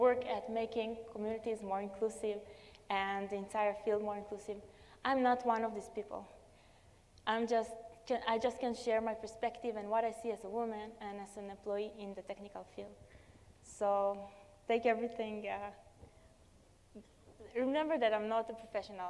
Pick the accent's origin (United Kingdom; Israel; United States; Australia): Israel; Tel Aviv, Tel Aviv District; I come from Tel Aviv, Israel